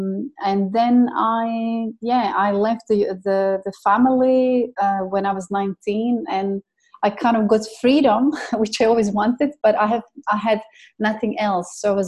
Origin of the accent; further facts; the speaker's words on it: Croatia; also born or lived in England / Dubai; So I came from Croatia to England, and from England I came to Dubai